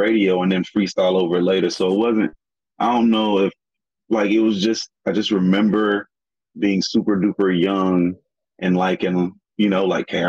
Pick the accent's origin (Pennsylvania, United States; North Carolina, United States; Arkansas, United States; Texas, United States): North Carolina, United States; moved away; also born or lived in Greensboro / Brooklyn; we're from North Carolina